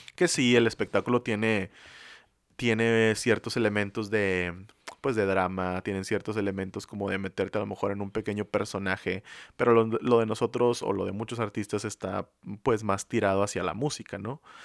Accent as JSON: {"language": "Spanish", "town": "San Nicolás de los Garza", "region": "Nuevo León", "country": "Mexico", "said": "Aquí en Monterrey, donde somos nosotros, específicamente de San Nicolás"}